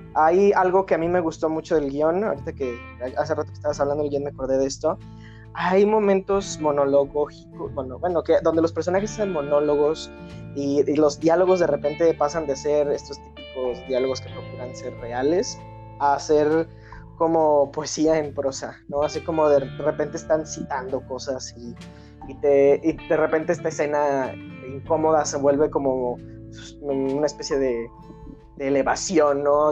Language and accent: Spanish; Mexico; yo como mexicano